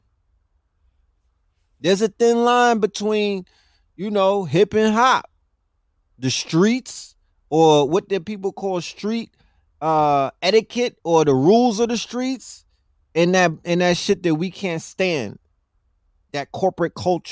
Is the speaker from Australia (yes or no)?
no; New York, United States; I'm from New York